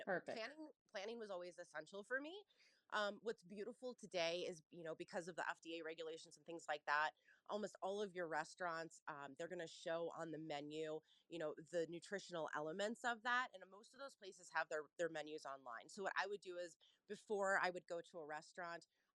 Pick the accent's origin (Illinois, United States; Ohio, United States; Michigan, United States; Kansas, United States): Ohio, United States; Cincinnati; moved away; I'm from Cincinnati, Ohio. So any of my fellow Cincinnatians